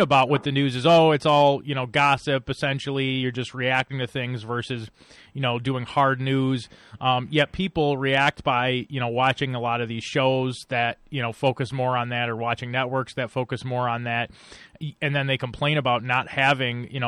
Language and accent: English; Buffalo, New York, United States; moved away; I'm originally from Buffalo